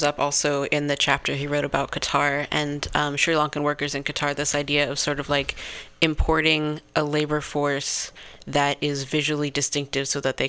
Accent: East Coast, United States; moved away; growing up on the East Coast and in a family that is black and white

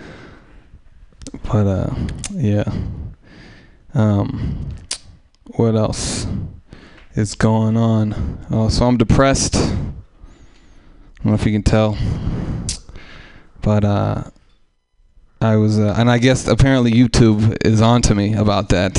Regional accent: Oakland, California, United States; I grew up in East Oakland as a white person with no other white people around

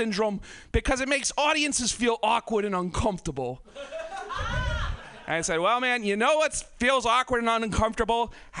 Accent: Portland, Maine, United States; I am from Portland, Maine.

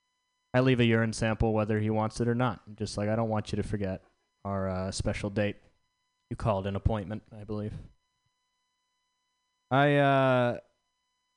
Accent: the South, United States; I'm from the South

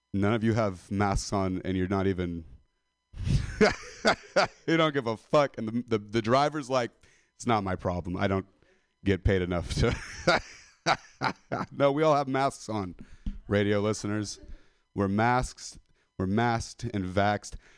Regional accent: Modesto, California, United States; I'm a dropout from Modesto

